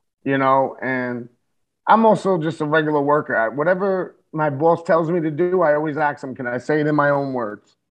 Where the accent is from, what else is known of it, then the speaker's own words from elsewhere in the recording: New York City, New York, United States; I'm an Irish Puerto Rican Catholic from the Bronx